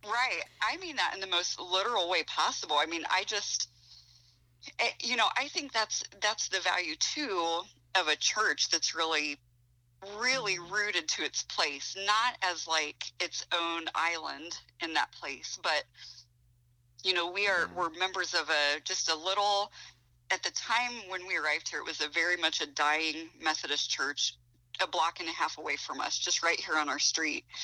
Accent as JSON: {"language": "English", "region": "Ohio", "country": "United States", "tie": "born or raised there", "moved": "yes", "lives_now": "Goshen, United States", "said": "I grew up in Ohio"}